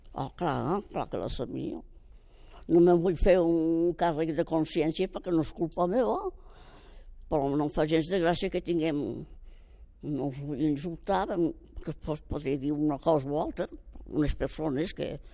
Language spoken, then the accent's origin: Catalan; Catalonia, Spain; m'estimo el meu poble